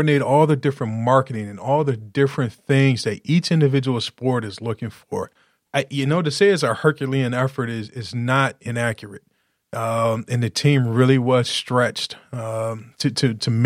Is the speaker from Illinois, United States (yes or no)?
yes; Chicago, Illinois, United States; now in Detroit, United States; Born and raised on the south side of Chicago